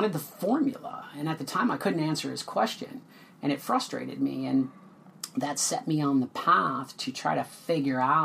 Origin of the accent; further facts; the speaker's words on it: West St. Paul, Minnesota, United States; grew up in West St. Paul